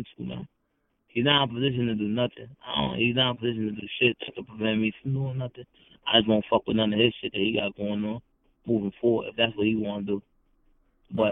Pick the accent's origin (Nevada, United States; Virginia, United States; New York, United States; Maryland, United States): Maryland, United States; I'm from Maryland. Like, we from Maryland